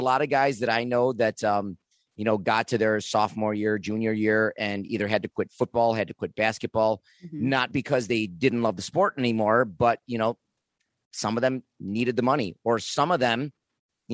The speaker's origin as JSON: {"language": "English", "town": "Niagara Falls", "region": "New York", "country": "United States", "said": "I myself came from Niagara Falls"}